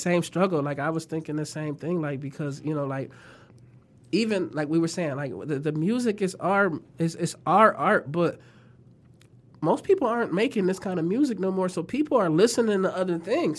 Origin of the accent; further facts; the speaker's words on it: Toledo, Ohio, United States; also born or lived in California; when I was born in Toledo